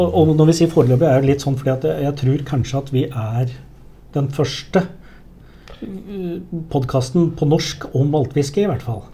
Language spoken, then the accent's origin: Norwegian; Hedmarken, Innlandet, Norway; accent: Hedmark dialect; moved away; jeg, er jo fra Hedmarken. Og jeg har heller ikke bodd på Hedmarken siden før år 2000.